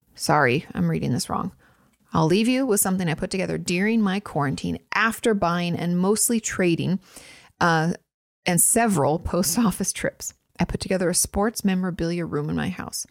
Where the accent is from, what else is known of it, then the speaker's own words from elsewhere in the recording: Washington, United States; moved away; I'm from Washington.